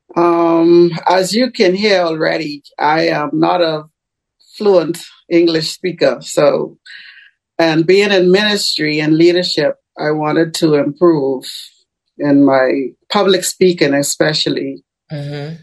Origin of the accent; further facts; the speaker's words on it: Bahamas; I am a citizen of the Bahamas. Uh huh. But I am currently in Tampa, Florida